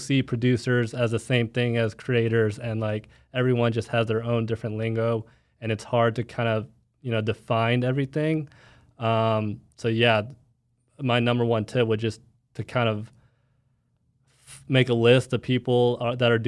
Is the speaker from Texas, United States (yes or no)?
yes; Plano, Texas, United States; I'm from Plano, Texas, so I know that area